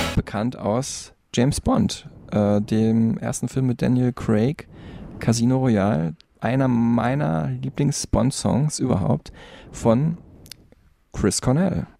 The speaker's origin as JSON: {"language": "German", "town": "Dortmund", "region": "North Rhine-Westphalia", "country": "Germany", "tie": "born or raised there", "said": "in meiner Heimatstadt Dortmund"}